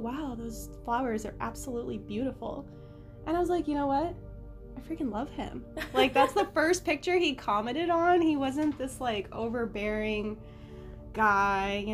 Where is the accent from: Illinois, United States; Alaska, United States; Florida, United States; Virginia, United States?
Florida, United States; Southwest; growing up in Southwest Florida for a long time, it's a very small community